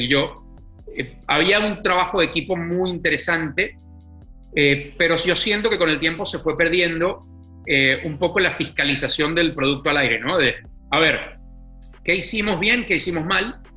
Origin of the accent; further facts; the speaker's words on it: Venezuela; first language Spanish; moved away as an adult; now in Mexico; cuando yo me fui de Venezuela